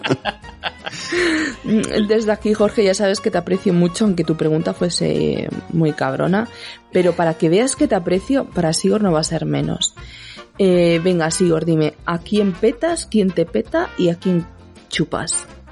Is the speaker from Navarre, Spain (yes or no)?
no; Andalusia, Spain; yo soy andaluza de pura cepa